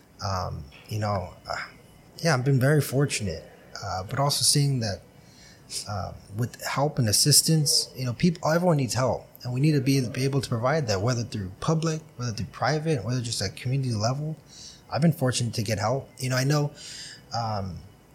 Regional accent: Brawley, California, United States; I was born on the West Side

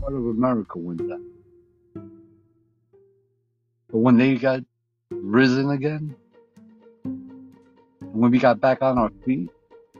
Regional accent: United States; proud to be an American

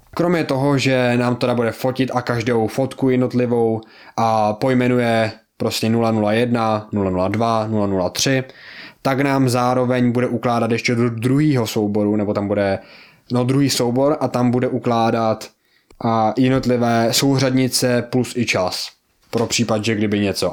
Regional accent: Czechia; já jsem z Česka

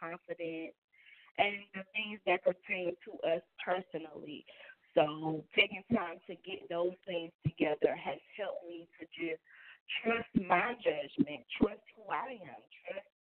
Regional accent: the South, United States; I'm from the South. I'm a little country

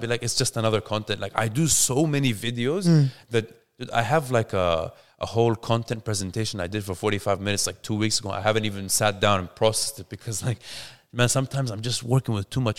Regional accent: Dubai, United Arab Emirates; now in Australia; I'm born and bred in Dubai.

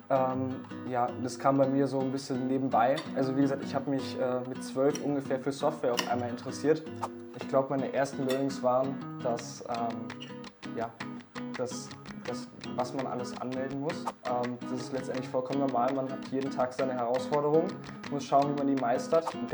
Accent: Essen, North Rhine-Westphalia, Germany; Mich hat eine Agentur aus dem Ort, woher ich komme, aus Essen, Deutschland, äh, angesprochen.

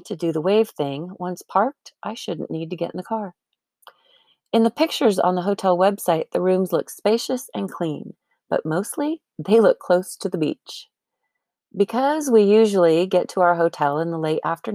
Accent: Arizona, United States; I'm from Arizona.

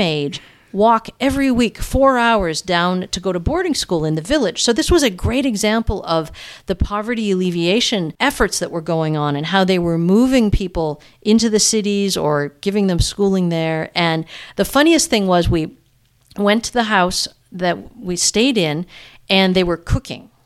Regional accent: United States; moved away as an adult; now in Toronto, Canada; I'm an American who ended up moving to Toronto twenty years ago

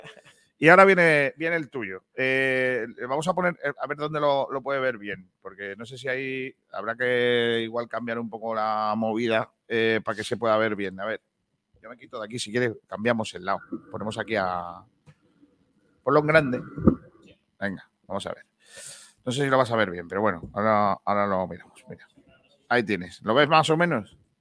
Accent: Rincón de la Victoria, Andalusia, Spain; la cueva del tesoro de Rincón de la Victoria. Ojo, cuidado, que así es mi pueblo

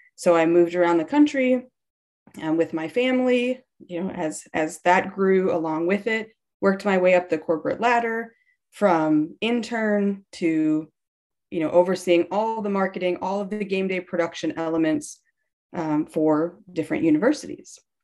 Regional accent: Wisconsin, United States; I grew up in Wisconsin

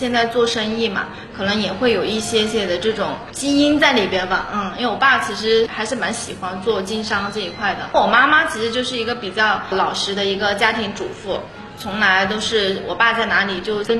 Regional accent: Xinhua, Hunan, China; 我是出生于在娄底新化山村出来的一个小孩，我是九零年出生的，今年是三十一岁了。从小其实是在农村出生，然后我爸妈从小其实是属于务农的，我们在山里边嘛。

